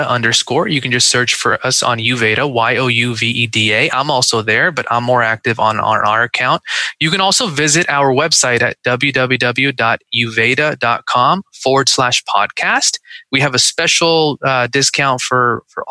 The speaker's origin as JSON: {"language": "English", "town": "Seattle", "region": "Washington", "country": "United States", "tie": "born or raised there", "moved": "yes", "lives_now": "Dallas, United States", "said": "I grew up in Seattle"}